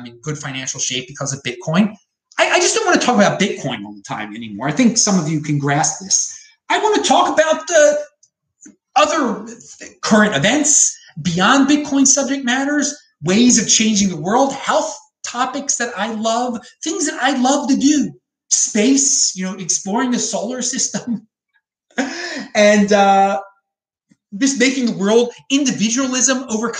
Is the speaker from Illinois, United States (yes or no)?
no; Baltimore, Maryland, United States; now in Miami, United States; my hometown of Baltimore